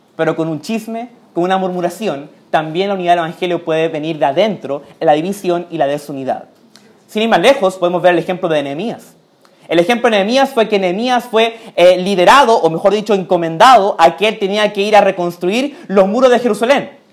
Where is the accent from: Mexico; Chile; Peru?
Chile; también soy chileno